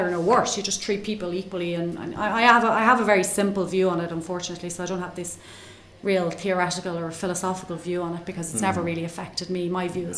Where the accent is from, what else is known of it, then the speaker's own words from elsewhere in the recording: Ireland; I'm an Irish accountant